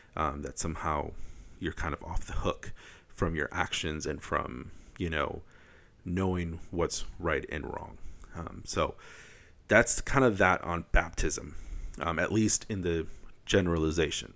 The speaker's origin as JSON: {"language": "English", "region": "Wisconsin", "country": "United States", "said": "I'm from Wisconsin"}